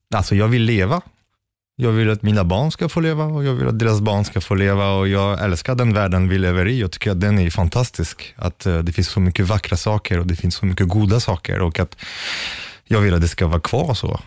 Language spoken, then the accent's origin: Swedish; Sweden; som svensk